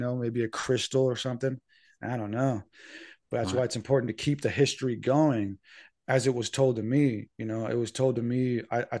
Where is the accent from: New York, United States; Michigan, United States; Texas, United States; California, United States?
California, United States; San Diego; and I told them I was from San Diego